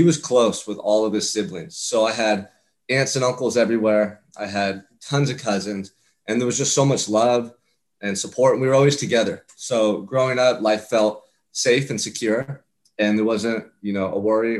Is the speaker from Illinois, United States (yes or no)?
no; Santa Barbara, California, United States; I'm from Santa Barbara, California. I'm from paradise, man